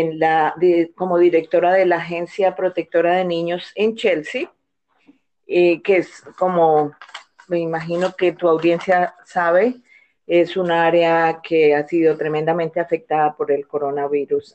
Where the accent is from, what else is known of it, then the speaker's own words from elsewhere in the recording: Colombia; moved away as an adult; now in Boston, United States; soy colombiana, que emigré a Estados Unidos hace ya más de 30 años. En Colombia estudié leyes